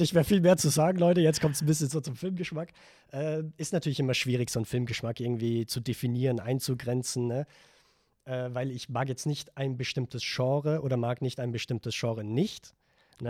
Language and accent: German; Vorarlberg, Austria; moved away; ich komme eigentlich aus Vorarlberg